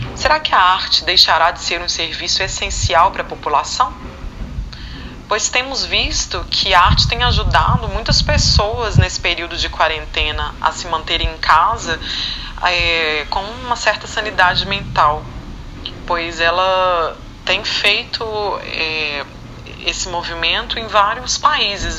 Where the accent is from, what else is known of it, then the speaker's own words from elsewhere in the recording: Belo Horizonte, Minas Gerais, Brazil; eu sou natural de Belo Horizonte, Minas Gerais